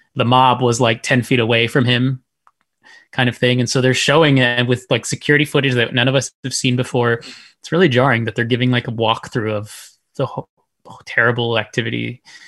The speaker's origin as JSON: {"language": "English", "region": "Texas", "country": "United States", "tie": "born or raised there", "said": "I was born and raised here. That's where I'm really from"}